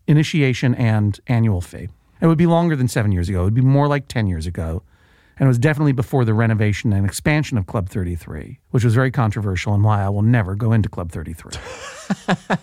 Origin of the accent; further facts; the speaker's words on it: Boston, Massachusetts, United States; moved away; go home to my hometown of Boston